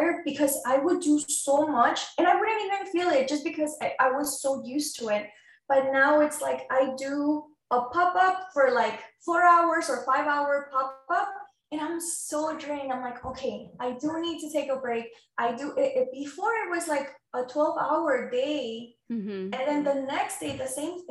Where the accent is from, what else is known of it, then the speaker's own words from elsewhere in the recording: Mexico City, Mexico; moved away; I'm an immigrant from Mexico City.